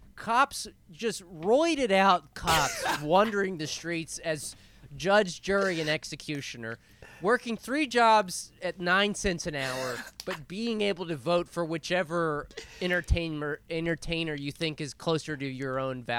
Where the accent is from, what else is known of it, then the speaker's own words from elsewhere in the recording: Grimes, United States; Shout out to Grimes, baby. I'm from Grimes, born and raised, baby.